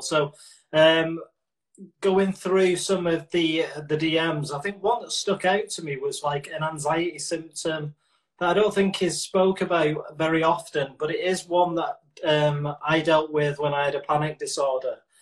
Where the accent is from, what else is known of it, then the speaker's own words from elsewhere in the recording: Manchester, North West England, United Kingdom; I'm from North Manchester, so uh, where I'm from, we'd never be classed as a Mancunian